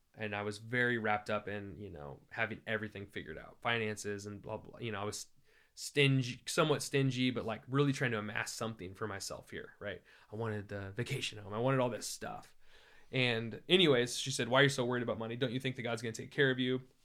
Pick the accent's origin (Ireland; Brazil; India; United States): United States; Iowa; I grew up in Iowa